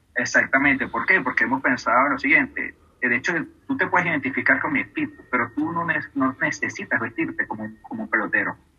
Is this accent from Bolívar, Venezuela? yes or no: no; Caracas, Capital District, Venezuela; yo soy nacido en Caracas